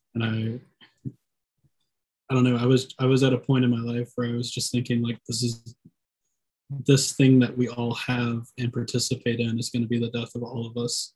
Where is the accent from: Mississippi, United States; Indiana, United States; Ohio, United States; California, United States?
Mississippi, United States; Columbus; my hometown in Columbus